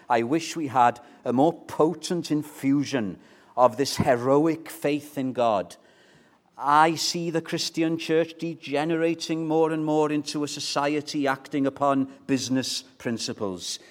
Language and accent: English; Llandudno, Wales, United Kingdom; moved away; When I was living in Llandudno, I was brought up in North Wales, Llandudno, the Queen of Welsh Resorts